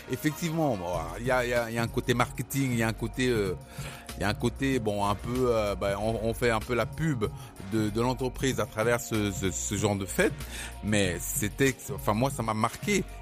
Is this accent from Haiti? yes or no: no; Cameroon; je suis désolé de le dire parce que je suis camerounais, mais peu de d'entreprises de, de, de services au Cameroun ont ce service